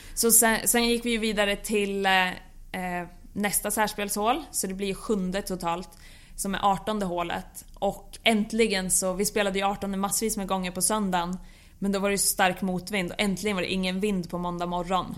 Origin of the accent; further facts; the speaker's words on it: Bollnäs, Gävleborg County, Sweden; jag växte upp på Bollnäs Golfklubb